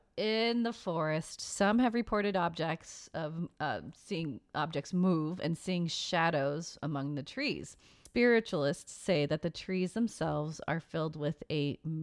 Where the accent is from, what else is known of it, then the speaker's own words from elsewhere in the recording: United States; We're very American.